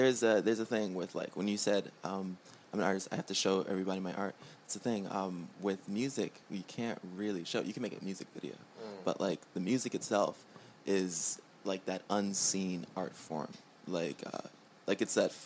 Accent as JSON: {"language": "English", "town": "New York City", "region": "New York", "country": "United States", "tie": "born or raised there", "said": "born and raised in Queens, New York"}